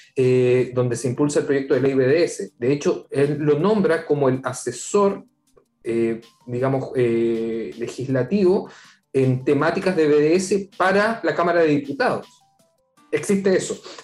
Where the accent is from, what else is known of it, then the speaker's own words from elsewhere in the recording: Viña del Mar, Valparaíso, Chile; also born or lived in Santiago; Yo nací en Santiago, dijémoslo claro, pero viví en Santiago hasta los siete años, así que no me puedo considerar santellino, pero me crié. Me crié en Viña